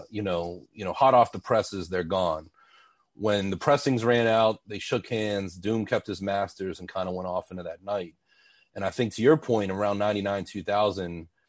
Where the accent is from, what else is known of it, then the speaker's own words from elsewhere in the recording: Pittsburgh, Pennsylvania, United States; moved away; also born or lived in Philadelphia; I was growing up in Pittsburgh and around that time had moved to Philly